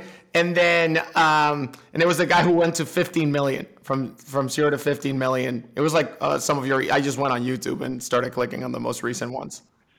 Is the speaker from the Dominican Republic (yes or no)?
yes; Dominican Republic; I'm from the Dominican Republic. People can't see me, but I don't sound Dominican either.